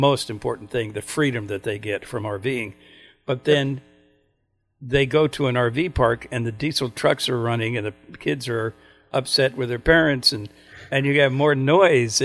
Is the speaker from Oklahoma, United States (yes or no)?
yes; Oklahoma, United States; moved away; I grew up in Oklahoma, and we had family farms in those days